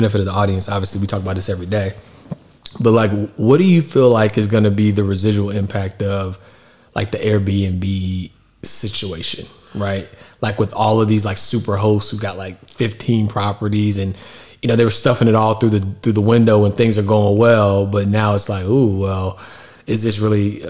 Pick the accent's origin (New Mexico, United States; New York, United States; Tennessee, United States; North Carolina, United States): North Carolina, United States; Charlotte; Moved back to Charlotte, and I'm from Charlotte. And so at the time, like, Charlotte was starting to already look a lot different than it did when I was a kid.